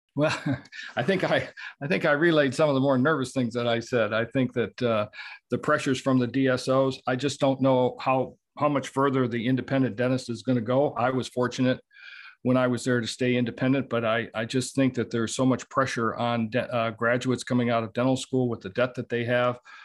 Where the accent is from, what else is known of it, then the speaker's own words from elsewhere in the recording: Southeast Michigan, United States; I was born and raised in Southeast Michigan